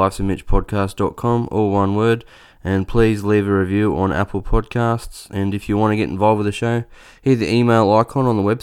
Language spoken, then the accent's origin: English; Australia; as an Australian